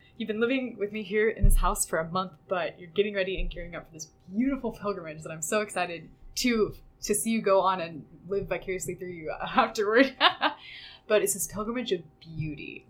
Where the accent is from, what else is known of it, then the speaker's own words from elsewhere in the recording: Kansas, United States; we're from Kansas. It's very flat